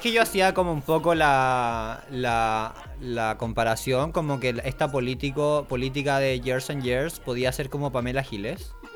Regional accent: Concepción, Biobío, Chile; moved away; yo estaba en Chile, en Concepción, eh, mi ciudad natal

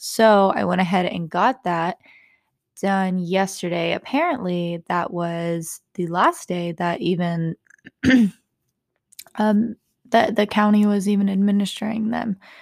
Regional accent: Texas, United States; growing up in Texas

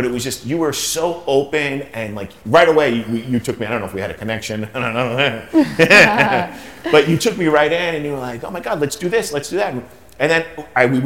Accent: New York, United States; now in Miami, United States; I come from New York, I come from a humble place

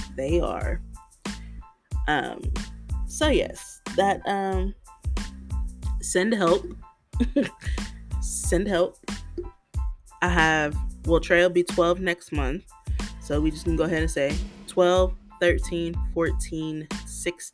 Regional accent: United States; being an American

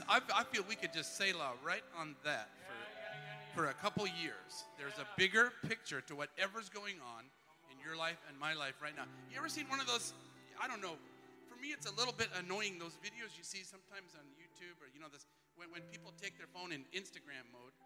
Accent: Twin Falls, Idaho, United States; Where I grew up in Twin Falls, Idaho, we had auctioneers and all.

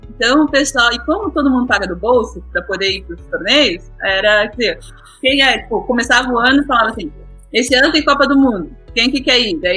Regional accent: Brazil; moved away as an adult; also born or lived in Munich, Germany / Curitiba; now in Germany; Eu voltei para o Brasil, fui para o Brasil, é, cresci no Brasil e daí depois voltei para a Alemanha.

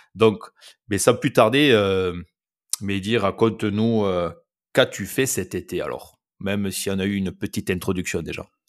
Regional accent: France; je parle en tant que Français

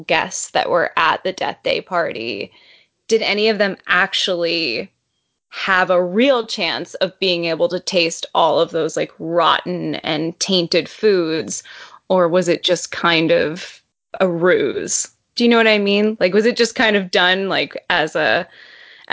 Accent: United States; as an American

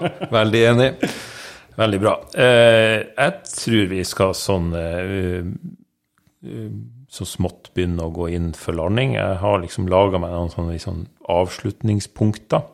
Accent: Narvik, Nordland, Norway; moved away; Narvik, det er min hjemby

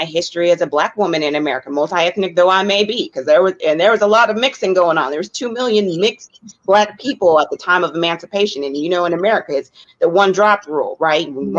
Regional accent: Colusa County, California, United States; also born or lived in Oakland, California; I grew up in a predominantly white community in Colusa County. I was born in Oakland, California, but I spent my childhood in that community

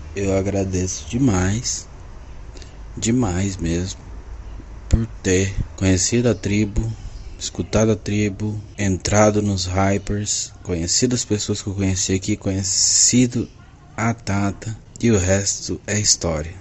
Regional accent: Londrina, Paraná, Brazil; sou de Londrina, Paraná, advogado e economista

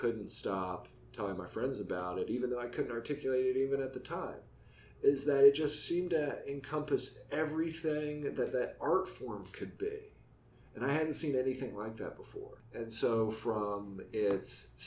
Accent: West Virginia, United States; moved away as an adult; growing up in West Virginia

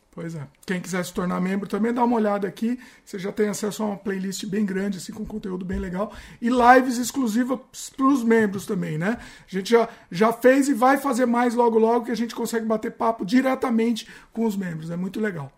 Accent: Brazil; now in British Columbia, Canada; somos brasileiros

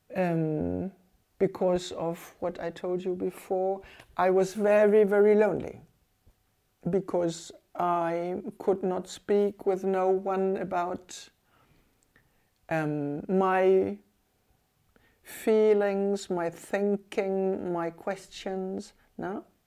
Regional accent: Germany; English is a second language; moved away as an adult; now in Cuba; for some Cubans, I was German.

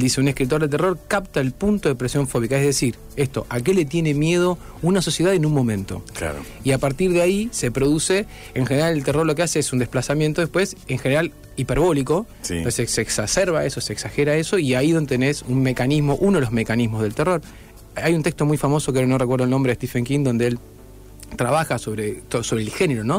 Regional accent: Rosario, Santa Fe, Argentina; also born or lived in Noetinger, Córdoba; volví acá y me crié en Rosario

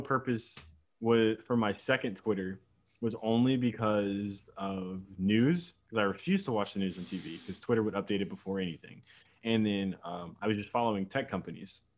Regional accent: Virginia, United States; I'm from Virginia, but I'm not like part of the DMV area

